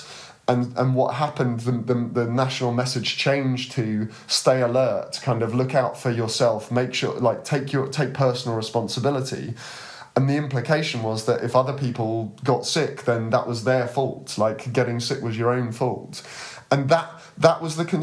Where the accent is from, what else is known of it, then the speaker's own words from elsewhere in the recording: United Kingdom; particularly as a Brit